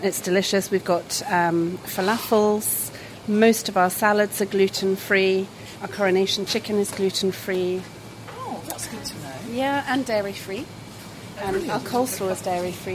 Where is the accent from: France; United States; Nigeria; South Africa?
France; now in United Kingdom; I grew up in France